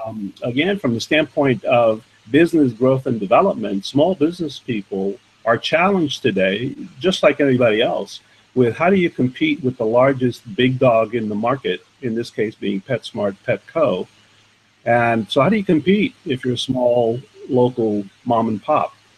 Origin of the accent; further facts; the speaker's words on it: New York City, New York, United States; I grew up in the in the uh, borough of Manhattan, New York, on what is called the Lower East Side today